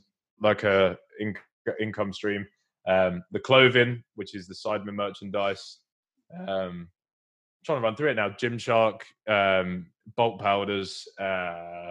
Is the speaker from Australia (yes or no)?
no; Essex, East of England, United Kingdom; from Essex